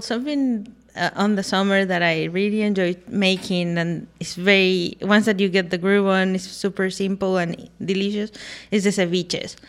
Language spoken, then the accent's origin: English; Guadalajara, Jalisco, Mexico; now in Austin, United States; I'm from Guadalajara, Jalisco